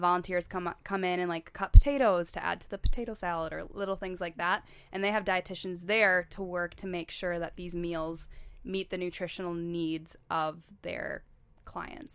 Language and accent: English; La Crosse, Wisconsin, United States; moved away as an adult; also born or lived in Saint Paul, Minnesota; So I grew up in La Crosse, Wisconsin, which is, like, three hours south of the Twin Cities.